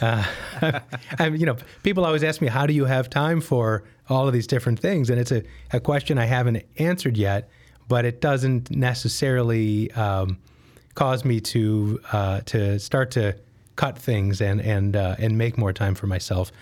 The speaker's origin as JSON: {"language": "English", "town": "Detroit", "region": "Michigan", "country": "United States", "tie": "born or raised there", "moved": "as an adult", "lives_now": "Chicago, United States", "said": "I grew up in the Detroit area"}